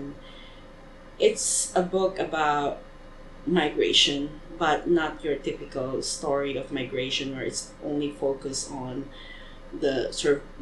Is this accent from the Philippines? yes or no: yes; Philippines; moved away; also born or lived in Hong Kong / United States; how beautiful my hometown is